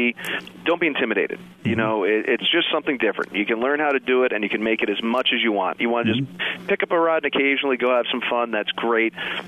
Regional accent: Northeast, United States; the Delaware River, where I grew up fishing on the Northeast

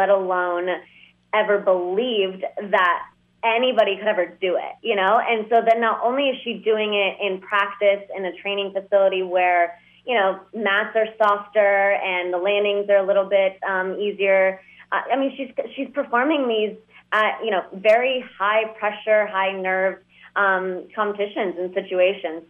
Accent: Dallas, Texas, United States; also born or lived in Moscow, Russia / New York; I was born in Moscow and then we moved here. And then, you know, I grew up in Dallas

